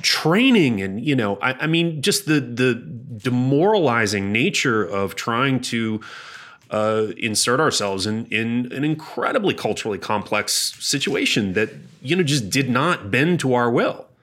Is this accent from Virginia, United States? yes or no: yes; Hampton Roads, Virginia, United States; I grew up in Hampton Roads